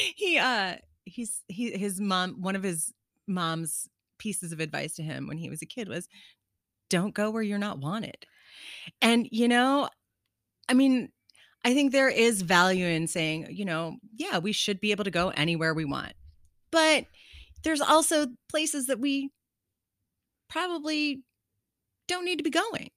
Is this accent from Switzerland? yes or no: no; Lima, Ohio, United States; moved away; my hometown in Ohio